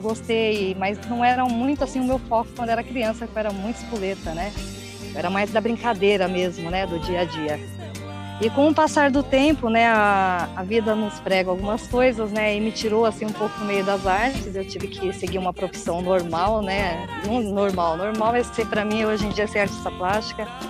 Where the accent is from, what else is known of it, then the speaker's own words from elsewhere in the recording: São Paulo, Brazil; eu nasci em São Paulo